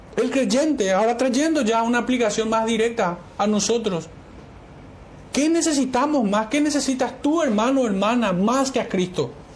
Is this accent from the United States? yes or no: no; Paraguay; como paraguayos